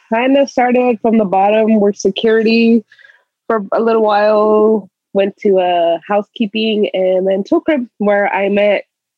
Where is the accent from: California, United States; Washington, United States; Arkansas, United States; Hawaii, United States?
California, United States; Victorville; I am from, probably a lot of people don't know, it's called Victorville area. Mm. In the high desert.